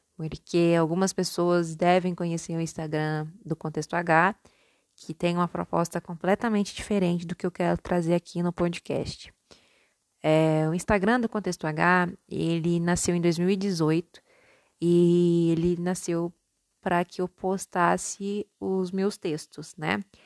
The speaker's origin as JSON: {"language": "Portuguese", "region": "Minas Gerais", "country": "Brazil", "tie": "born or raised there", "also_born_or_lived": "São Paulo", "accent": "mixed paulista and mineiro", "said": "eu sou nascida em São Paulo e criada em Minas. Então o meu sotaque ele é um pouco confuso. Algumas vezes o meu R tende a ser um pouco mais paulista e outras vezes ele tende a ser um R mais mineiro."}